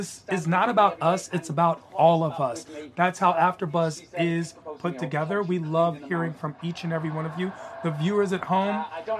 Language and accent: English; Washington, District of Columbia, United States; I'm from Washington